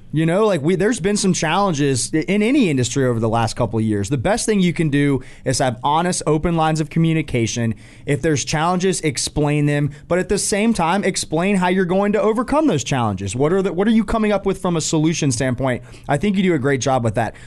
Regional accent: Atlanta, Georgia, United States; moved away as an adult; now in Charlotte, United States; growing up in Atlanta

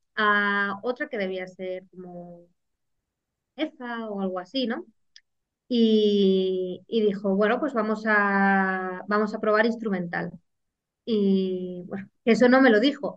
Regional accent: Guadarrama, Community of Madrid, Spain; soy de Madrid, de la Sierra, un pueblecito de Guadarrama

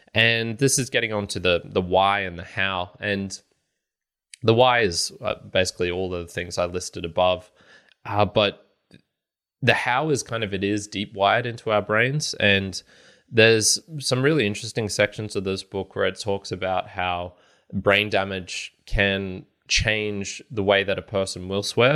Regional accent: Australia; I'm Australian

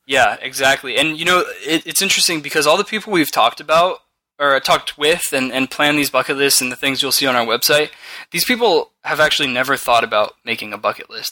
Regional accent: California, United States; We're from California

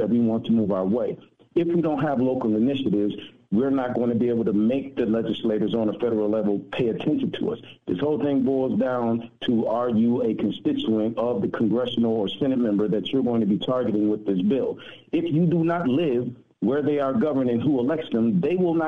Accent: Indianola, Mississippi, United States; I was born in Indianola, Mississippi

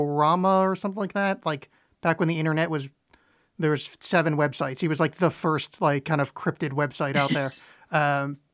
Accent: New Jersey, United States; Where I grew up in New Jersey, there's the New Jersey Devil is our local cryptid

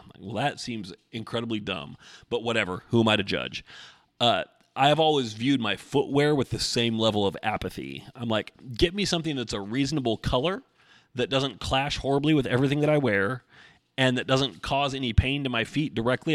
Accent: Oregon, United States; I grew up in Oregon

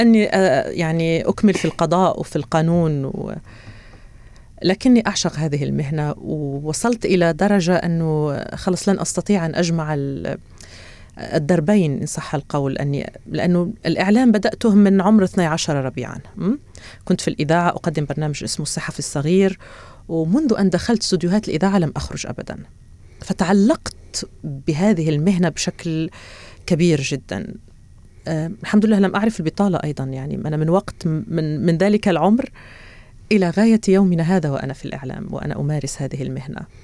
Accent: Béchar, Béchar Province, Algeria; moved away as an adult; also born or lived in Oran, Algeria / Tehran, Iran / Beirut, Lebanon / United Kingdom; now in Doha, Qatar; ولدت في وهران وعشت في وهران ثم انتقلنا إلى بشار

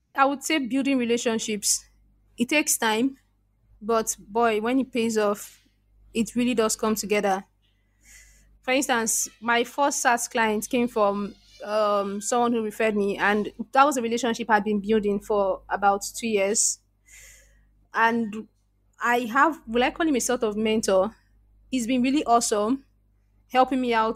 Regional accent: Nigeria; accent: Nigerian; I was very, very conscious about my Nigerian accent, very conscious

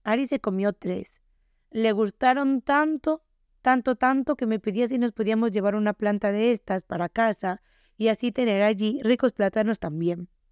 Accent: Galicia, Spain; nosotros somos de Galicia

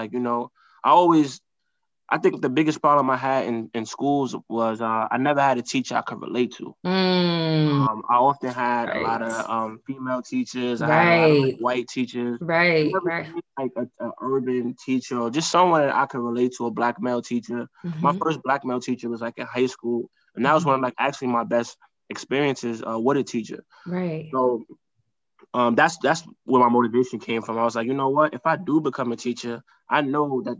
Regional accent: New York City, New York, United States; I'm growing up in Harlem, growing up, you know, in urban environments, growing up in the hood

